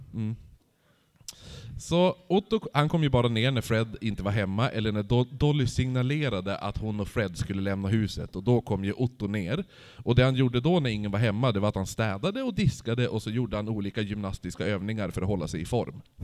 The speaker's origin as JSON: {"language": "Swedish", "town": "Holmsund", "region": "Västerbotten County", "country": "Sweden", "said": "jag är från Holmsund"}